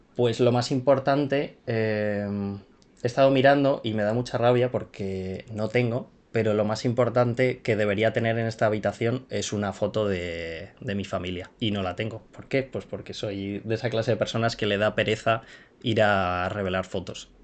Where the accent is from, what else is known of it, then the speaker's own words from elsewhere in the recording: Madrid, Community of Madrid, Spain; yo soy español, nací en Madrid y he vivido toda, toda mi vida aquí en Madrid